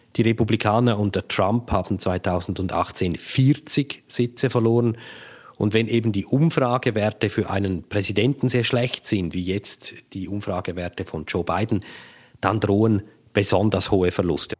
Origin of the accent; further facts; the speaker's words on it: Switzerland; now in United States; als Schweizerinnen und Schweizer